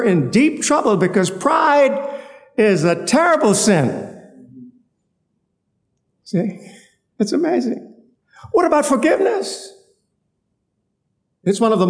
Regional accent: North Palmetto Point, Central Eleuthera, Bahamas; I'm from North Palmetto Point, Eleuther

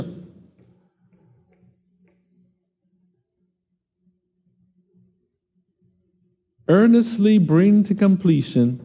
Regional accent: Nassau, Bahamas; I said, "Nassau."

